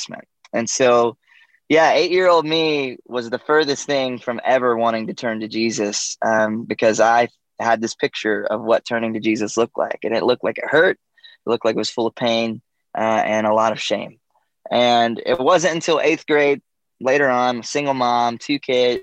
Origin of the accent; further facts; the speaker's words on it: Georgia, United States; I grew up in Georgia in the U.S. and a small town.